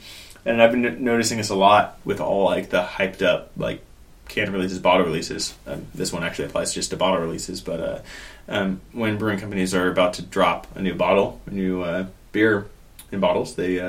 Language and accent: English; San Jose, California, United States; I grew up in San Jose.